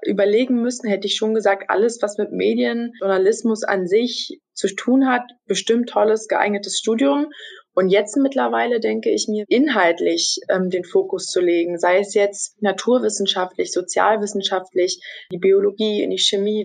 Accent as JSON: {"language": "German", "region": "Brandenburg", "country": "Germany", "moved": "as an adult", "lives_now": "Stralsund, Germany", "said": "Ich komme ursprünglich aus Brandenburg, lebe aber äh, seit dem letzten Jahr September, seitdem ich also das Volontariat begonnen habe, in Mecklenburg-Vorpommern, genauer gesagt in Stralsund."}